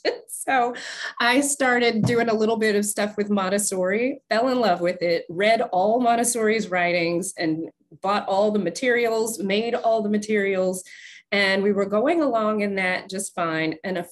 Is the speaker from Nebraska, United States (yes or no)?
yes; Nebraska, United States; also born or lived in Ohio / Virginia / Sicily, Italy; now in Southern Maryland, United States; So I grew up in Nebraska and then went to Ohio for med school, back to Virginia for residency, met my husband in Virginia, came here to where we're actually living now, here in Southern Maryland.